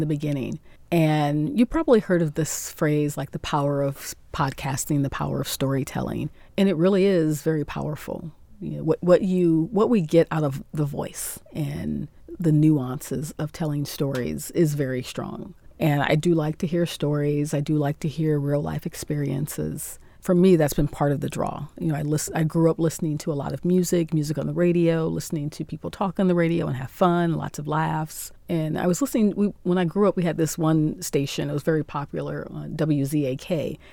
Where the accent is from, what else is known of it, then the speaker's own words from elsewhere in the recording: Akron, Ohio, United States; moved away as an adult; also born or lived in Columbus, Ohio; now in Cairo, Egypt; hometown is in Akron, Ohio, in the U S